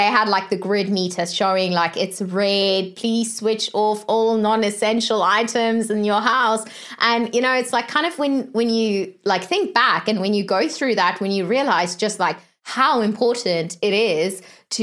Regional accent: South Africa; moved away; originally I'm from South Africa

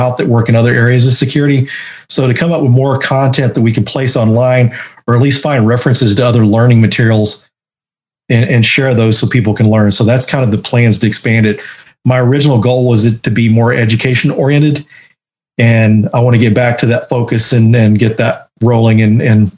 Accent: Denton, Texas, United States; And Denton, Texas was where I grew up

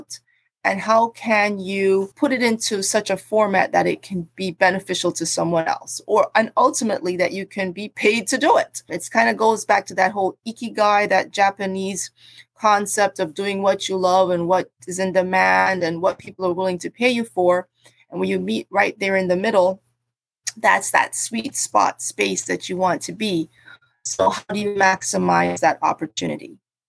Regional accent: Jamaica; also born or lived in Cambridge, England / New Jersey, United States; I was born in Cambridge, and so I have an affinity for having a multicultural background, and all those things have come to bear on me deciding to end up where I am now. My family is originally from Jamaica, and I grew up in Jamaica and in the US, in New Jersey.

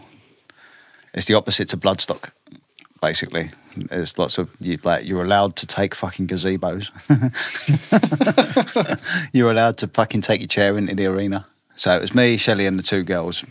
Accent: England, United Kingdom; because we're English

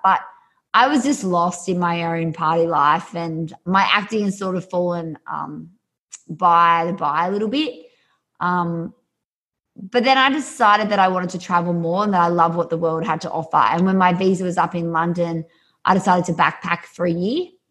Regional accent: an hour north of Sydney, New South Wales, Australia; accent: Australian; I'm Australian, so grew up just uh, an hour north of Sydney.

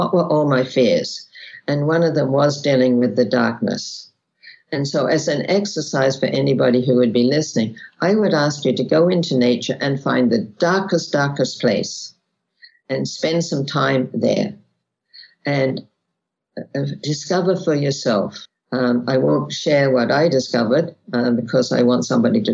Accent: Australia; I was born in Australia.

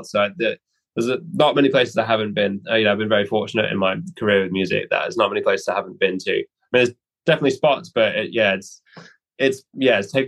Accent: Norwich, East of England, United Kingdom; I really like the waterfront in Norwich because that's kind of my hometown

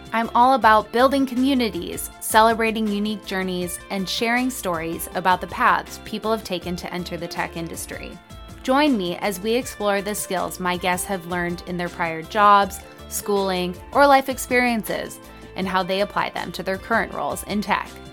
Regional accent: Lake Forest, Illinois, United States; now in Miami, United States; I'm from Chicagoland area as well, Lake Forest.

